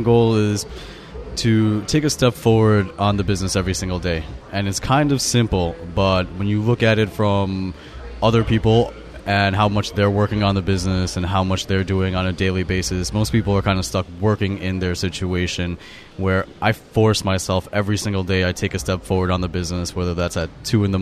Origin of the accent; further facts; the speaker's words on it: New York City, New York, United States; I grew up in New York, I grew up in Flushing